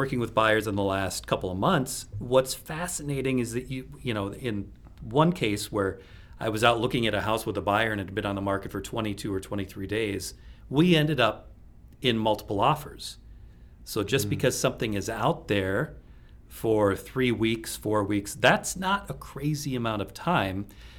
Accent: Minnesota, United States; Speaking of being like a Minnesotan, I don't ice fish, but at least down here in southeast Minnesota, you can trout fish, which I do.

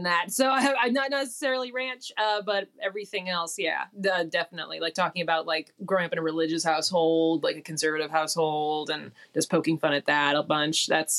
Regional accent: Missouri, United States; I'm from Missouri

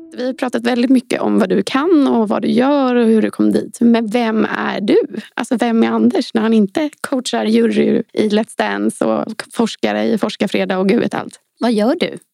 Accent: Sweden; vi svenskar

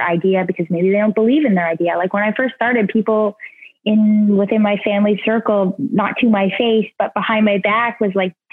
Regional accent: Jackson's Point, Ontario, Canada; I'm from a very small town in Ontario called Jackson's Point. It's the ice fishing capital of Ontario. It's kind of north of Toronto a little bit. And I grew up there

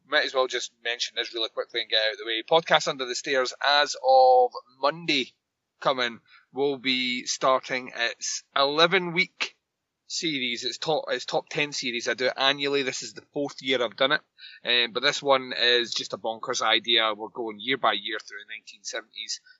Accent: Scotland, United Kingdom; I'm Scottish.

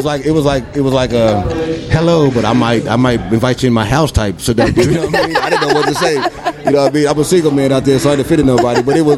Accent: Phoenix, Arizona, United States; Right here, born and raised. I'm a Phoenician.

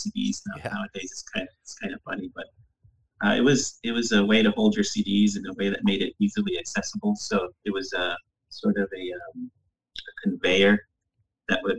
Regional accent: New Mexico, United States; moved away as an adult; also born or lived in Massachusetts; now in New Hampshire, United States; I grew up in New Mexico

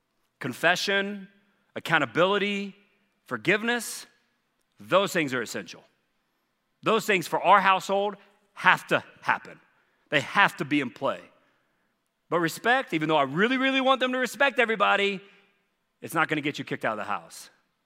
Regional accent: the South, United States; Well, man, the parts I'm from the South, there were many years, no, you could not.

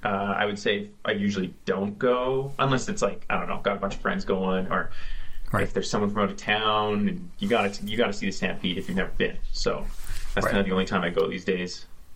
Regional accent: Calgary, Alberta, Canada; I used to live when I was growing up in Calgary

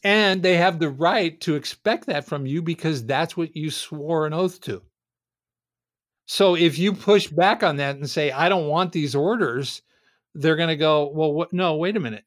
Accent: Southern California, United States; I grew up in Southern Cal, basically from the time I was four years old

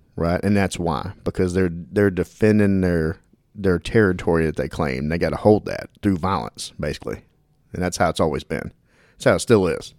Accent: Dallas, Texas, United States; I grew up in Dallas

